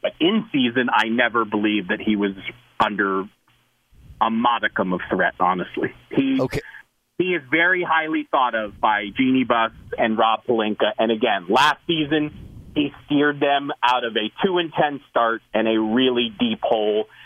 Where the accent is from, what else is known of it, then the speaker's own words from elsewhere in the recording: Orange County, California, United States; growing up in Orange County, California, which is not exactly an NBA hotbed